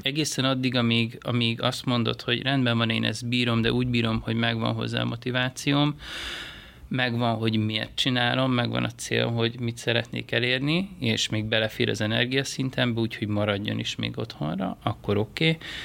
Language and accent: Hungarian; Hungary; moved away as an adult; also born or lived in Asia